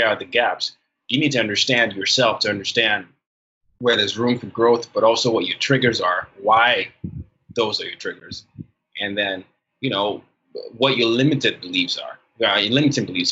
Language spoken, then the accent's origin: English; Nigeria; I come at it from the Nigerian perspective